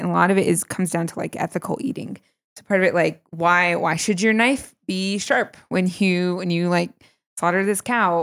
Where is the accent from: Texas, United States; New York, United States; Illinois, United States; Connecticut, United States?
New York, United States; now in Colorado, United States; I'm from New York.